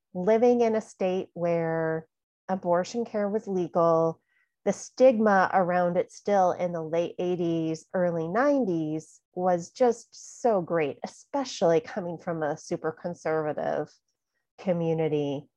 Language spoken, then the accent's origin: English; California, United States; in high school, growing up in California